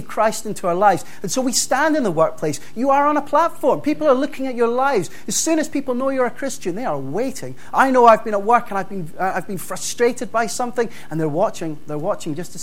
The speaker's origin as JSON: {"language": "English", "town": "Dundee", "region": "Scotland", "country": "United Kingdom", "tie": "born or raised there", "said": "the church that I grew up in Dundee"}